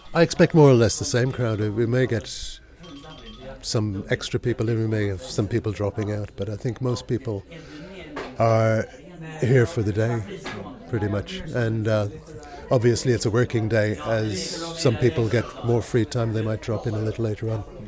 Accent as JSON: {"language": "English", "town": "Dublin", "region": "Leinster", "country": "Ireland", "tie": "born or raised there", "moved": "yes", "lives_now": "Stockholm, Sweden", "said": "growing up in Dublin"}